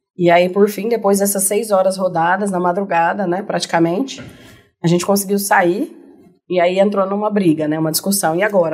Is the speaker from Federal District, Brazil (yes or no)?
no; Barretos, São Paulo, Brazil; eu sou de Barretos, né? Nascida e uhum. criada em Barretos